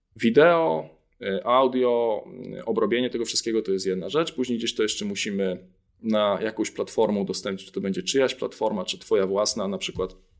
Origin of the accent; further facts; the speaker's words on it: Jarosław, Subcarpathian Voivodeship, Poland; moved away as an adult; also born or lived in Kraków; oryginalnie pochodzę z Jarosławia, z Podkarpacia